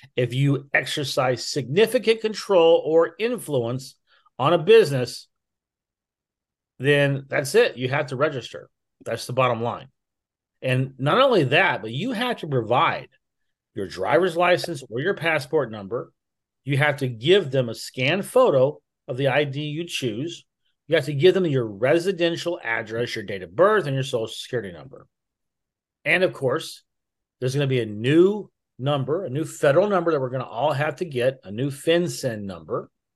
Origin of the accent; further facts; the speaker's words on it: United States; I was born in America.